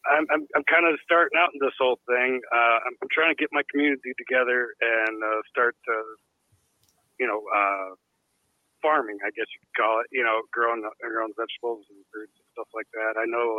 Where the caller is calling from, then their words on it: Colorado, United States; I'm in Colorado.